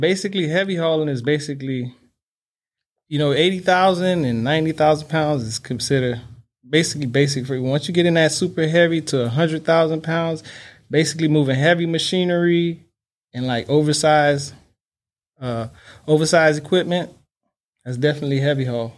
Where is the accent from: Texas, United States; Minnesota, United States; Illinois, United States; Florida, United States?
Florida, United States; Miami; born and raised in Miami, Florida. That's all I know